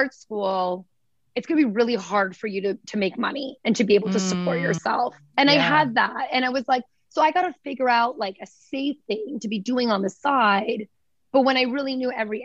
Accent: small town outside Toronto, Ontario, Canada; also born or lived in Vancouver; now in New York, United States; coming from like small town, like outside Toronto

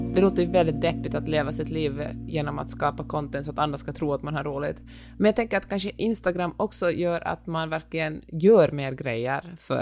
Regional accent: Finland; accent: Finland-Swedish; min finlandssvenska

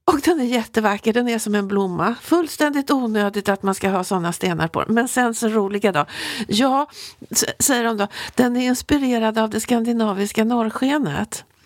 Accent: Sweden; som svensk

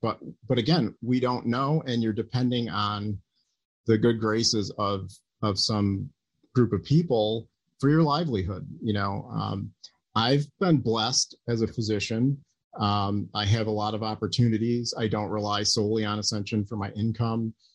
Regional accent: United States; as an American

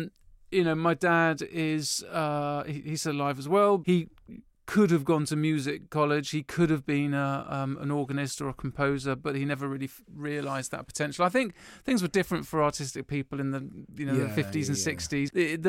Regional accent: Woking, South East England, United Kingdom; also born or lived in Cotswolds; I grew up in Woking, which is, you know, a little suburban town half an hour from London, you may know it, in Surrey. And and that was sort of, yeah, very suburban, but with a bit of countryside nearby. But then when I was 11, we moved to the Cotswolds, super country-ish.

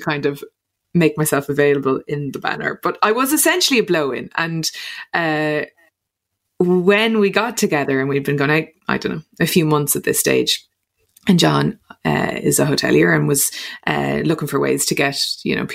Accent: Dublin, Leinster, Ireland; also born or lived in Clare; I was from Dublin, grew up in Dublin

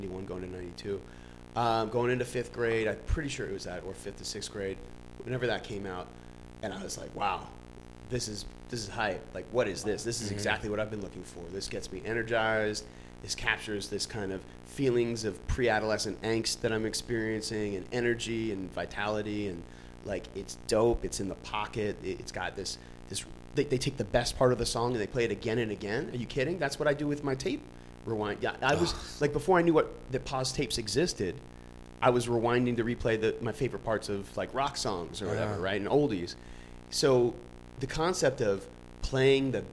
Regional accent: New York City, New York, United States; I was growing up in New York in the 1990s in the golden era of hip hop

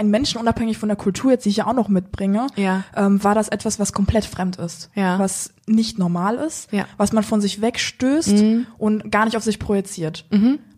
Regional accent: Rhineland-Palatinate, Germany; born there; Ich bin, ähm, sag ich jetzt mal, in Deutschland hier geboren gehabt, im tiefsten Rheinland-Pfalz

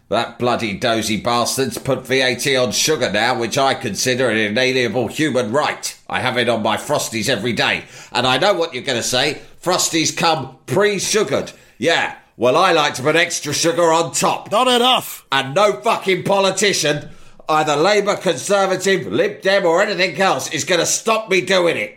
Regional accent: England, United Kingdom; I won't be doing anything funky, thanks very much. I'm English.

